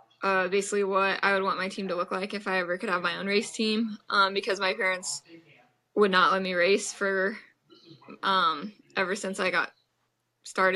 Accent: Des Moines, Iowa, United States; I'm from Des Moines, Iowa, and I'm 21 years old

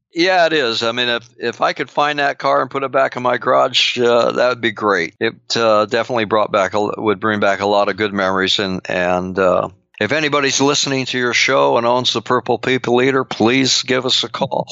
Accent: Long Beach, California, United States; I grew up in Long Beach, uh, California

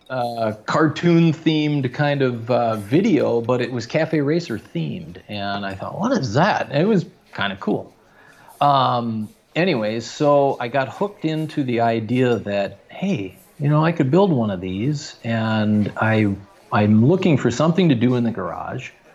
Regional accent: Fargo, North Dakota, United States; also born or lived in Minneapolis, Minnesota; now in Los Angeles, United States; growing up in Fargo, North Dakota in the 70s

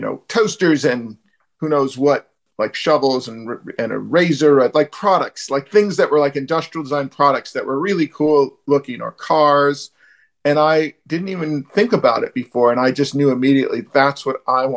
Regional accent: Bay Area near San Francisco, California, United States; I'm from the Bay Area near San Francisco

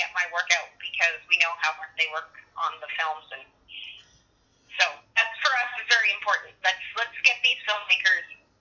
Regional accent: Edmonton, Alberta, Canada; moved away as an adult; also born or lived in Vancouver; now in Okotoks, Canada; I am originally from Edmonton

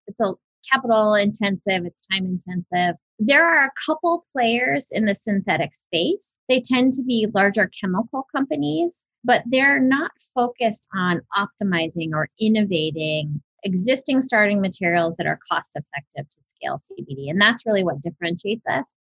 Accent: Big Island of Hawaii, United States; I was born and raised on the Big Island of Hawaii

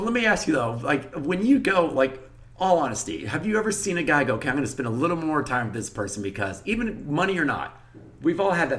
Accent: Texas, United States; I'm from Texas, you know, and being from Texas

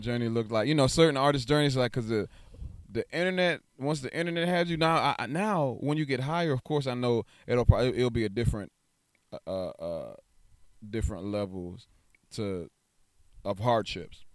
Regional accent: New York, United States; now in Texas, United States; I'm originally from New York.

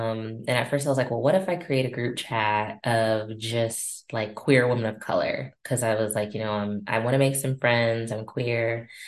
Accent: Austin, Texas, United States; I was born in Austin. I'm an original Austinite. There's not many of us left.

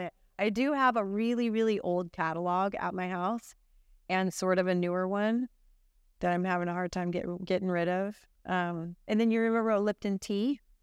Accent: Santa Cruz, California, United States; born or raised there; also born or lived in Santa Clara County

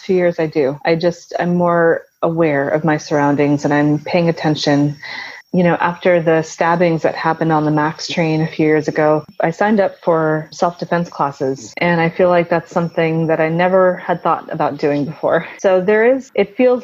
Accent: United States; also born or lived in Gujarat, India; I've established my life here and I've grown up here, so I'm just as Americanized as I am Indian

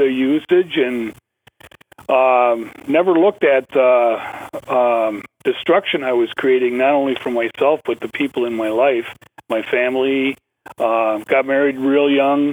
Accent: Ashland, Wisconsin, United States; I'm from Ashland, Wisconsin, way up north in northern

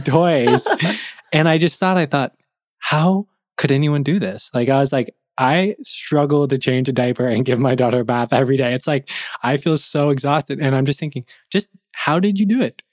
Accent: California, United States; moved away as an adult; also born or lived in Buffalo, New York; I'm from California

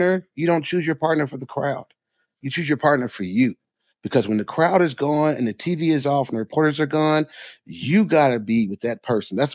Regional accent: Jackson, Mississippi, United States; I grew up in Mississippi, right? Jackson, Mississippi

